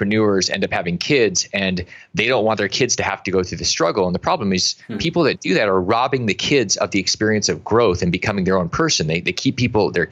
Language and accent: English; Alaska, United States; I grew up in Alaska and I've been in Africa a bunch